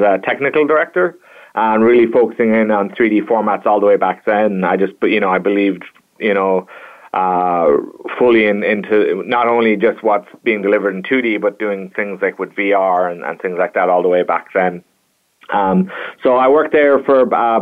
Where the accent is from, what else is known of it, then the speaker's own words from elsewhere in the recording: Kilkenny, Leinster, Ireland; moved away as an adult; also born or lived in Virginia, United States; I hail from Kilkenny, Ireland